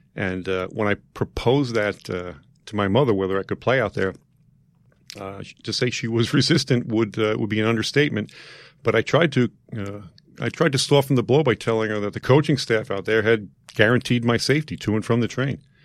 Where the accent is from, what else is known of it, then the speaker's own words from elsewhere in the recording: New York City, New York, United States; I grew up in Queens, uh, within the confines of, uh, Saint Teresa's Parish.